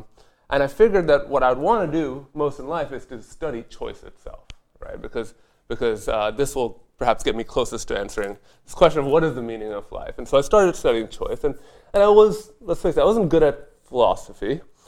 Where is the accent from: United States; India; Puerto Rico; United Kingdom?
India; English is a second language; I'm from India originally. My father was a mid-level diplomat for the Indian Embassy Corps. So we moved around the world